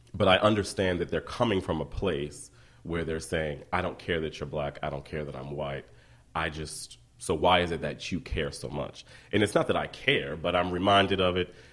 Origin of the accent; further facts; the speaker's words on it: Columbia, Maryland, United States; moved away as an adult; also born or lived in Baltimore; I'm from Columbia, Maryland